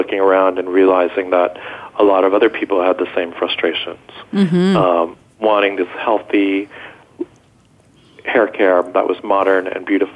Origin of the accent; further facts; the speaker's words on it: Westchester, New York, United States; also born or lived in Israel; I was born in Israel, and we moved here when I was a little boy. And I grew up in Westchester, New York